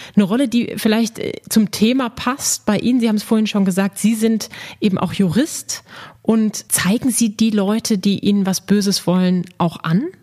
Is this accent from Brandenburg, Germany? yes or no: no; Dortmund, North Rhine-Westphalia, Germany; Ich bin gebürtige Dortmunderin